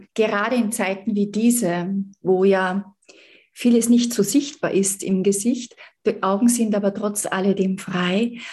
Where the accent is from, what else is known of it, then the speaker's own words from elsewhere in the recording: Salzburg, Austria; Ich komme aus Salzburg, aus dem Österreich.